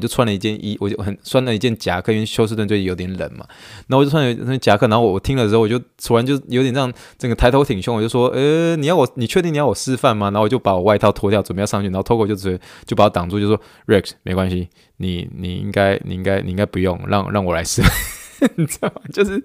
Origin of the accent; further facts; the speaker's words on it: Taiwan; moved away as an adult; now in United States; 土生土长的一个台湾长